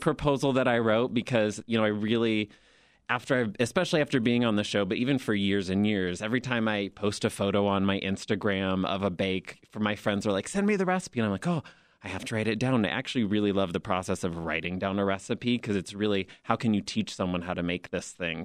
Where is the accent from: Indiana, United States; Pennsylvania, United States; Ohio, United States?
Indiana, United States; Fort Wayne; moved away as an adult; now in Chicago, United States; I'm originally from Fort Wayne, Indiana, but have lived in Chicago for about twelve years now.